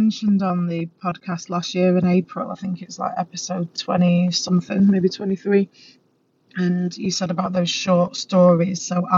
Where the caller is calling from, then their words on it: Manchester, North West England, United Kingdom; I'm listening in from Manchester, England.